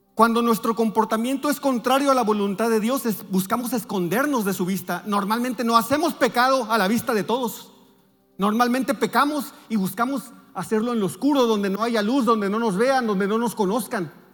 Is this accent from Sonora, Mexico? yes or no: yes; Navojoa, Sonora, Mexico; moved away; nosotros vivimos, venimos de Navojoa